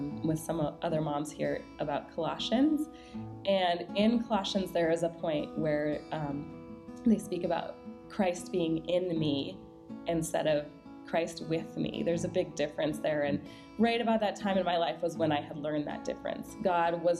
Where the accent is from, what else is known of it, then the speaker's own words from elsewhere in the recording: Minnesota, United States; now in Dallas, United States; I grew up in Minnesota.